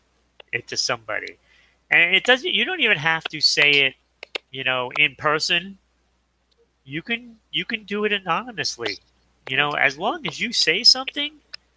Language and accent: English; Rhode Island, United States; I am from Rhode Island